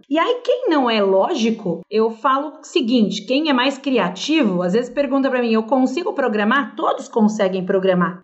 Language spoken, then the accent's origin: Portuguese; São Paulo, Brazil; first language Portuguese; Eu sou aqui de São Paulo